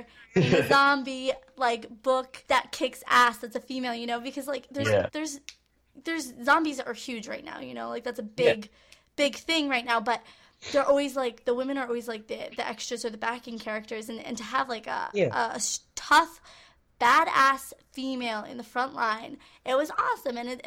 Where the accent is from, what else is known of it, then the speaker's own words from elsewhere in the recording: New York, United States; now in North Carolina, United States; We're originally from New York and we relocated to North Carolina.